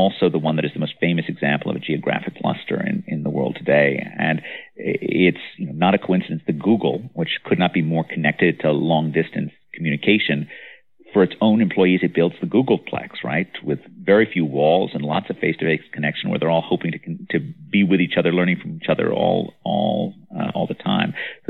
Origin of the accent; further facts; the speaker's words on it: New York City, New York, United States; in the mid-1970s, when I was a kid growing up in New York